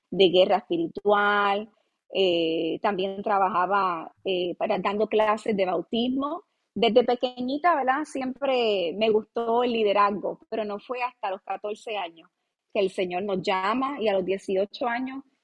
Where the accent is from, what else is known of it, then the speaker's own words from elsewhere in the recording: Ponce, Puerto Rico; accent: mixed Mexican and Argentine; nací en Ponce, Puerto Rico. Soy de Puerto Rico. Eh, tengo un poquito de acento mezcladito entre lo que es este mexicano, argentino